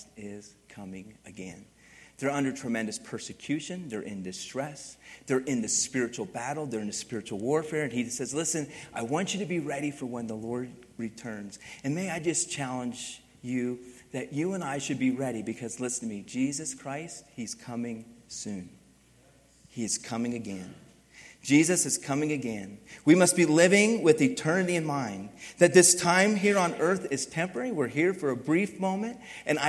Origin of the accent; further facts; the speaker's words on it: East Coast, United States; moved away; also born or lived in Philadelphia; I grew up in the East Coast and used to drive in inner city Philadelphia